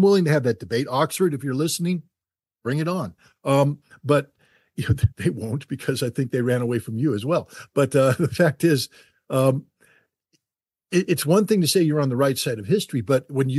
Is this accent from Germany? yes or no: yes; Germany; I grew up in Germany in the late 1970s, early 1980s.